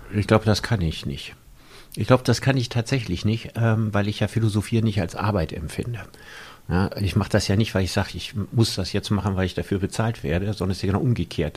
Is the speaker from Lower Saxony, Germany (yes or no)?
no; Solingen, North Rhine-Westphalia, Germany; also born or lived in Cologne; Ich bin in Solingen geboren worden, da auch zur Schule gegangen und aufgewachsen, habe in Köln studiert